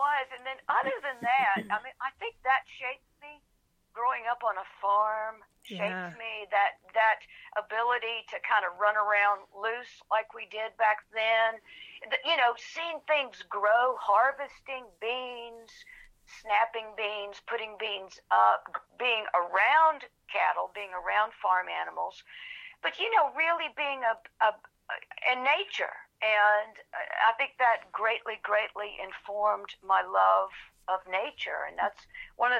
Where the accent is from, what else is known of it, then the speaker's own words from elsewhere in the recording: Anderson, South Carolina, United States; I grew up on a 72-acre beef and grain farm, beef cattle and grain farm in the upstate of South Carolina, a little town called Anderson